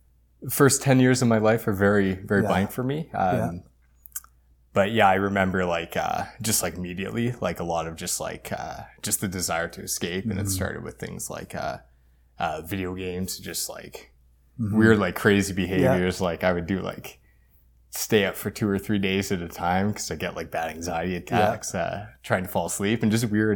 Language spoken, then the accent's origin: English; Edmonton, Alberta, Canada; born there; Okay, so I was born in Edmonton, but pretty much grew up here my whole life.